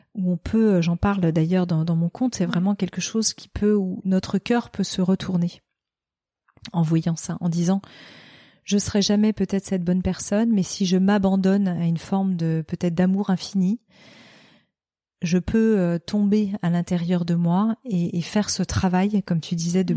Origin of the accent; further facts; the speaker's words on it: Noirmoutier, Pays de la Loire, France; moved away; also born or lived in Paris / Barcelona; je suis née euh, euh, à Paris et que j'ai été élevée à Noirmoutier